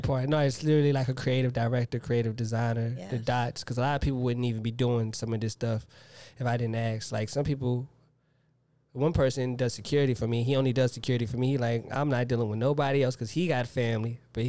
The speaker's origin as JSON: {"language": "English", "region": "the South", "country": "United States", "said": "I'm from the South. I'm going to have to go …."}